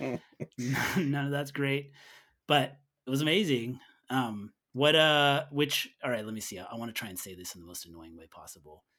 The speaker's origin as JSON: {"language": "English", "region": "Northern California", "country": "United States", "tie": "born or raised there", "said": "I grew up in Northern California"}